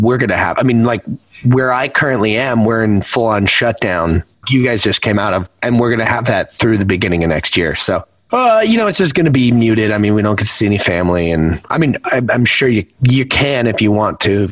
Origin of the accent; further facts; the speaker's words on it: New Jersey, United States; now in Los Angeles, United States; I'm from New Jersey